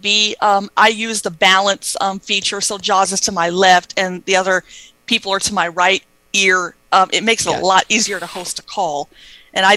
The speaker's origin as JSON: {"language": "English", "region": "the South", "country": "United States", "said": "I'm from the South"}